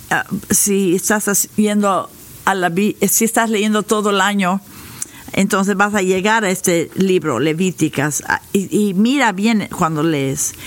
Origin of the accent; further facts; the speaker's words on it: United States; Spanish is a second language; nosotros como norteamericanos